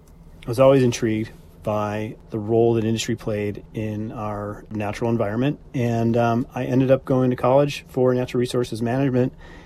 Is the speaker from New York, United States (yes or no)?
yes; Niagara Falls, New York, United States; I was born in Niagara Falls, New York in 1970.